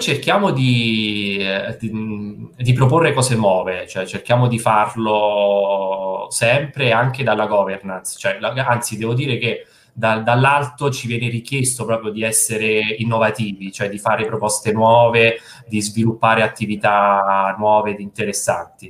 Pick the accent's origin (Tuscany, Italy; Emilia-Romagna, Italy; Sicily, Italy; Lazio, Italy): Lazio, Italy; Posta Fibreno; moved away as an adult; also born or lived in Rome / Milan; Io sono di Posta Fibreno, che non so se conosci, che penso proprio di no, è un paese in provincia di Frosinone